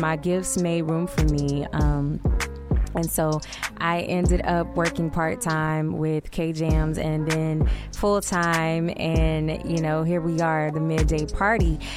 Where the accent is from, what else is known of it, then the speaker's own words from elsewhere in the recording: Little Rock, Arkansas, United States; moved away as an adult; also born or lived in Malvern, Arkansas / Hot Springs, Arkansas / Jonesboro, Arkansas; now in Tulsa, United States; my hometown in Little Rock